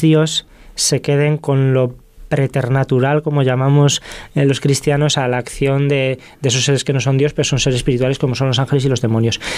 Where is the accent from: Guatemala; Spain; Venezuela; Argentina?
Spain; Zamora, Castile and León; yo que soy de Zamora, Zamora tiene 60.000 habitantes